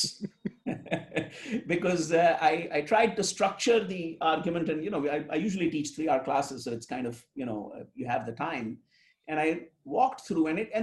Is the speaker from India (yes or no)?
yes; India; now in United States; I grew up in India and then I come to the United States